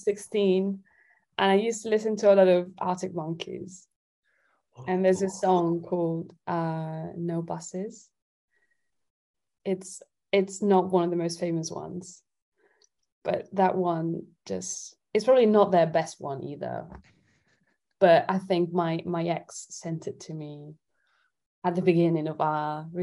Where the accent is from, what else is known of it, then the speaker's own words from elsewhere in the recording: Italy; now in London, United Kingdom; I'm originally from Italy. And so I grew up in Italy.